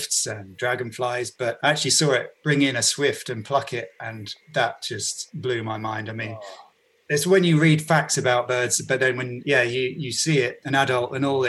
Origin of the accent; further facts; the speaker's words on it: Bedfordshire, East of England, United Kingdom; now in London, United Kingdom; I'm originally from Bedfordshire